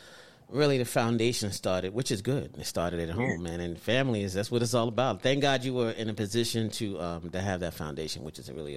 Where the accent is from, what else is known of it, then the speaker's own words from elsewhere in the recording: New York City, New York, United States; I'm a Brooklyn boy.